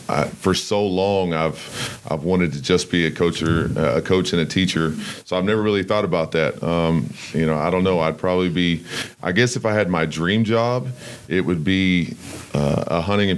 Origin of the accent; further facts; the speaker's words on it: Crawford, Texas, United States; I'm from Crawford, Texas. It's a town about 20 minutes south of Waco.